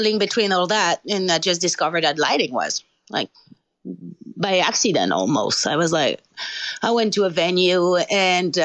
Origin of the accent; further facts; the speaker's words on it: France; English is a second language; moved away as an adult; my hometown that I knew, you know, very small hometown in France